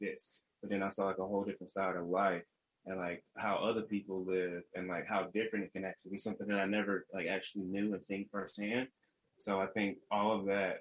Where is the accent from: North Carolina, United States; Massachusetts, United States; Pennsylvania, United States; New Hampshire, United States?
North Carolina, United States; moved away as an adult; also born or lived in Michigan / California; now in Humboldt, California, United States; I'm from North Carolina originally. I moved to Michigan to do, you know, for college for 4 years